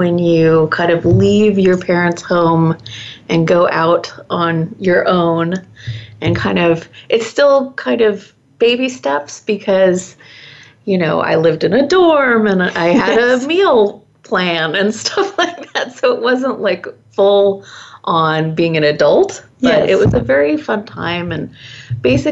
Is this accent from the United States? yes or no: yes; San Diego, California, United States; I grew up in San Diego, California, and boating and the ocean was a very big part of my life